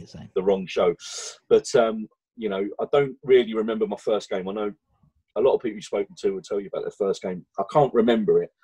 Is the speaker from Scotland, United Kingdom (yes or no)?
no; London, United Kingdom; Born and bred in East London